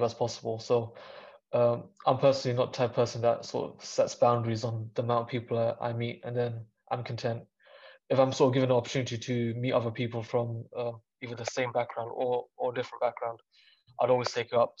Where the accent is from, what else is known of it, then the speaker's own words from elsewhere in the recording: London, United Kingdom; growing up in London